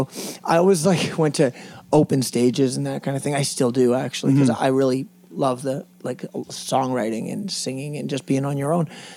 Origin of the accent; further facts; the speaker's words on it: Edmonton, Alberta, Canada; We're from Edmonton, Alberta